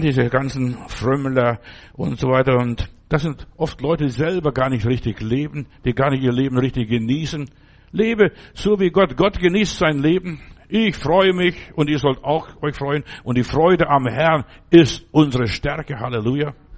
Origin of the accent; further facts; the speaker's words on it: Germany; also born or lived in Stuttgart; bei uns in Deutschland damals